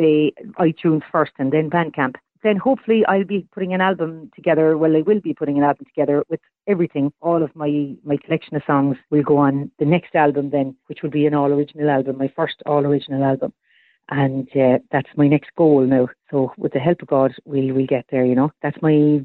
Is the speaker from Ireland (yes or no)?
yes; Cork, Munster, Ireland; moved away; also born or lived in America; I'm also kind of back in my home place where I grew up in Bishopstown, spending a lot of time here